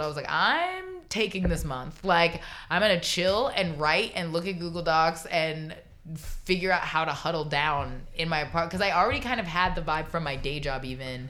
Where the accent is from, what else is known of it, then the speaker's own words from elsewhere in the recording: Florida, United States; growing up in Florida